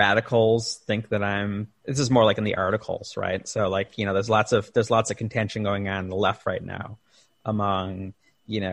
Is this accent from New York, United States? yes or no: no; Chicago, Illinois, United States; in Chicago, in my hometown